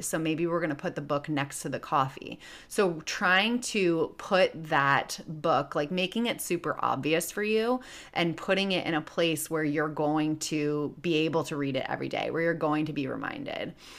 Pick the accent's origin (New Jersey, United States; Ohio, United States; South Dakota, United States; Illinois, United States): Illinois, United States; Chicago; now in Los Angeles, United States; I live in L A, but I'm originally from Chicago